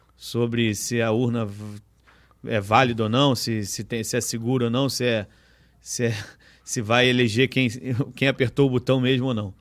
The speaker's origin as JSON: {"language": "Portuguese", "region": "Rio de Janeiro", "country": "Brazil", "tie": "born or raised there", "said": "o BIP é um lugar, assim, que eu fui, onde eu fui criado, frequento o BIP desde 9 anos de idade"}